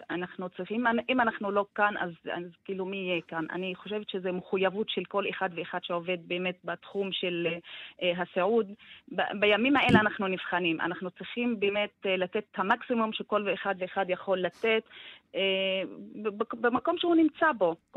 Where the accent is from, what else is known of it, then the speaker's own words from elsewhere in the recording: Tamra, Northern District, Israel; אני מטמרה.